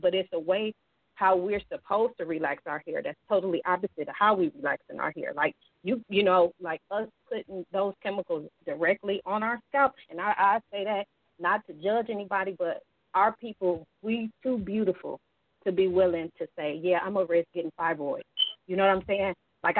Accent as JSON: {"language": "English", "town": "Detroit", "region": "Michigan", "country": "United States", "tie": "born or raised there", "said": "Like, I was born and raised in Detroit."}